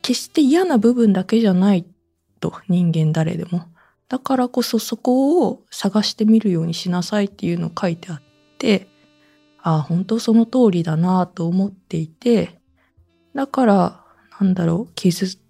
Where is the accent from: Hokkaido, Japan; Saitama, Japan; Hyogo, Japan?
Saitama, Japan; moved away; also born or lived in Nagoya, Aichi / Omiya / Urawa; 私自身、実家が埼玉ですし、もともと名古屋市民でしたし